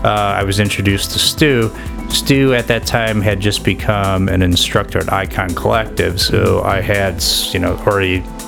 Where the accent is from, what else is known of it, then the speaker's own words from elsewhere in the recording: Chicago, Illinois, United States; moved away as an adult; now in California, United States; I grew up in Chicago.